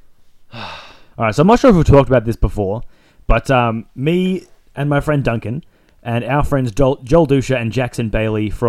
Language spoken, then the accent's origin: English; Zambia; Guess I've got a few good stories about growing up in Zambia.